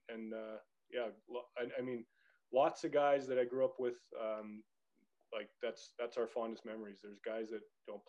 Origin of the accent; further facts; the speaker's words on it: Canada; moved away as an adult; also born or lived in Belfast, Northern Ireland; now in Cardiff, United Kingdom; growing up in Canada